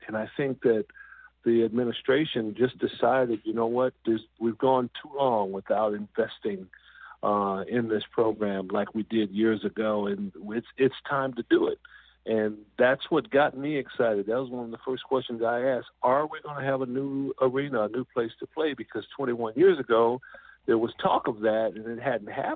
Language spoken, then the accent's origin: English; Southern California, United States; I'm from Southern California